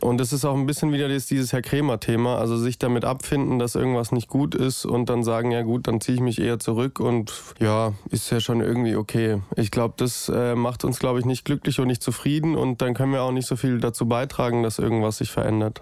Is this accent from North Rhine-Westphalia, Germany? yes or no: no; Stuttgart area, Baden-Württemberg, Germany; ich wollte unbedingt auch in Stuttgart spielen. Ich komme ja hier auch aus der Ecke